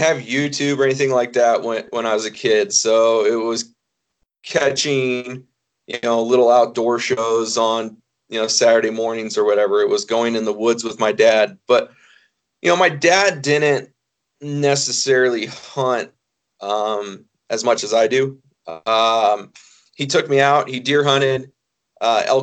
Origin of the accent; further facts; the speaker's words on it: Oregon, United States; now in Idaho, United States; I was born in Oregon, live in Idaho now